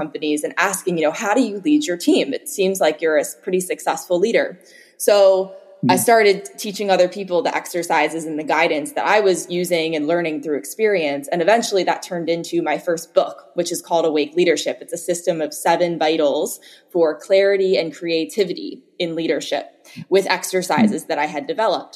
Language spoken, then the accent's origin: English; Philadelphia, Pennsylvania, United States; moved away as an adult; now in Marin County, United States; originally I'm from Philadelphia, so I grew up there, went to school there and university